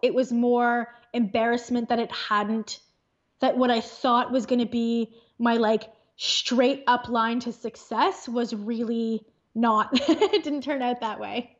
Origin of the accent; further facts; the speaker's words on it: Thornhill, Ontario, Canada; now in Aurora, Canada; In Thornhill, which is a suburb in Ontario, in Canada